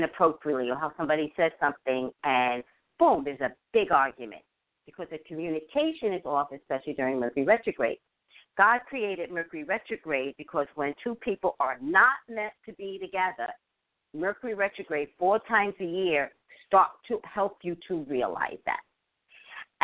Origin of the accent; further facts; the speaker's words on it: New York City, New York, United States; moved away; also born or lived in Koreatown; I lived in Staten Island